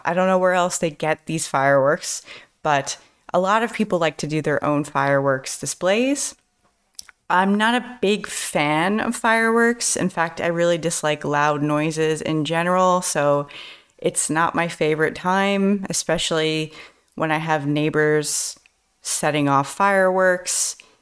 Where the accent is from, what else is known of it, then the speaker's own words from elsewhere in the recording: United States; I'm an American teacher